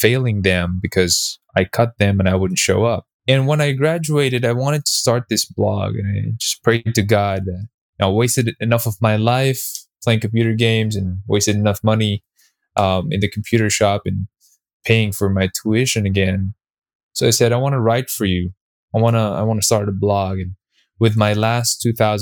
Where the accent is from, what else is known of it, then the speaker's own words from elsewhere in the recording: Philippines; I'm a Filipino Chinese. We're basically Chinese by blood. I'm the fourth generation in the Philippines